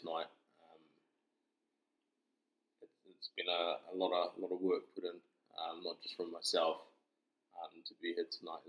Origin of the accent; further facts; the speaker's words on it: Hong Kong; I grew up in Hong Kong.